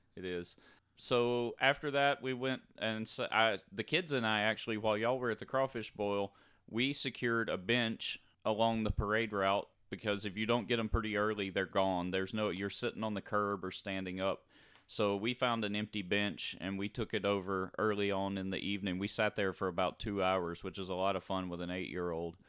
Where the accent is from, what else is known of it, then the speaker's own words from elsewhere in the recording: North Louisiana, United States; growing up in North Louisiana